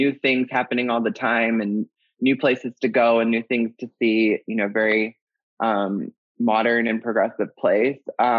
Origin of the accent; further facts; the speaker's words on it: the North, United States; moved away as an adult; also born or lived in San Francisco / Los Angeles / New York; now in Atlanta, United States; I'm from the North. I'd lived in California.